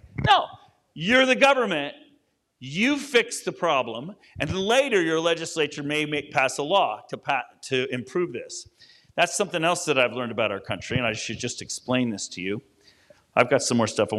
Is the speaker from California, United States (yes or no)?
yes; near San Francisco, California, United States; I grew up near San Francisco